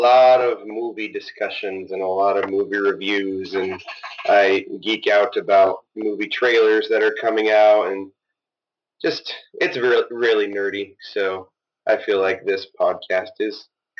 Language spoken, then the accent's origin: English; Kokomo, Indiana, United States; I am from Kokomo, Indiana.